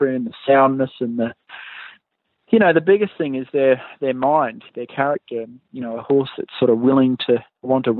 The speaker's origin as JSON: {"language": "English", "country": "Australia", "tie": "born or raised there", "also_born_or_lived": "Pennsylvania", "moved": "as an adult", "lives_now": "United States", "said": "as a young boy growing up in Australia"}